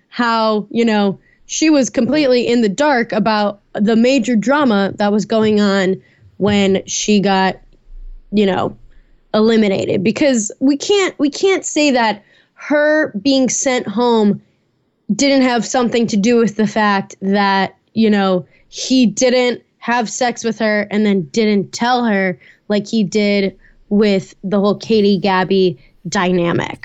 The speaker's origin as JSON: {"language": "English", "town": "Chicago", "region": "Illinois", "country": "United States", "tie": "born or raised there", "moved": "yes", "lives_now": "Atlanta, United States"}